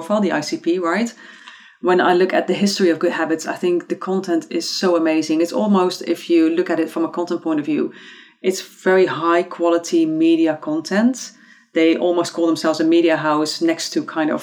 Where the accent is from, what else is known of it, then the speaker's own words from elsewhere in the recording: Eindhoven, North Brabant, Netherlands; born and raised in Eindhoven in the Netherlands